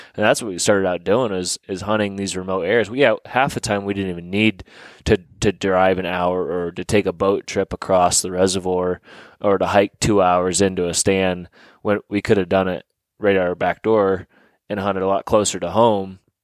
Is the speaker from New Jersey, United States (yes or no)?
no; Sugar Grove, Pennsylvania, United States; I grew up in Sugar Grove, Pennsylvania, uh, at Warren County